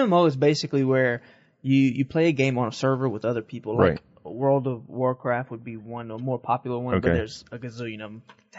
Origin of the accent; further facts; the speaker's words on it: Welsh, Louisiana, United States; I grew up in Welsh, Louisiana